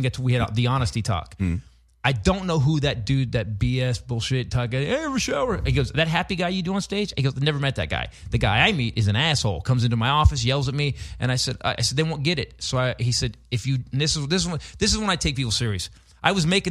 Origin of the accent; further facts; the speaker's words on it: Northern California, United States; Born and raised in Northern California